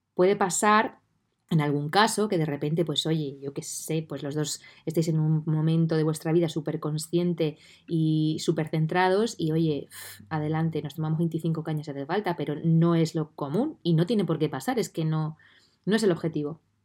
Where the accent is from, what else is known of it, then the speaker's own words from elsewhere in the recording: Puertollano, Castilla-La Mancha, Spain; estoy viviendo desde noviembre del 2020 de nuevo en Portollano, en mi ciudad natal